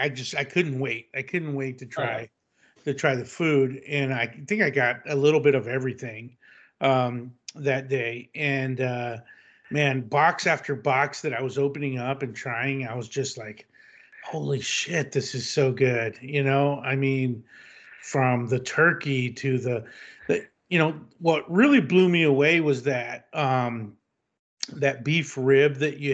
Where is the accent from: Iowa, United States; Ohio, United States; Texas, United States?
Texas, United States; now in California, United States; being a Texan born and raised